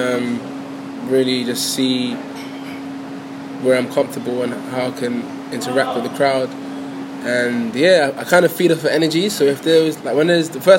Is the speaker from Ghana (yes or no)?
yes; Ghana; I'm from Ghana, I'm African